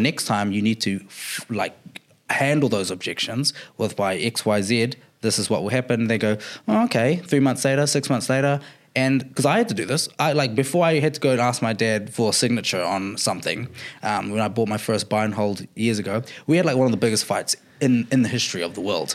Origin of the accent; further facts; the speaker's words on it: Auckland, New Zealand; I'm from Auckland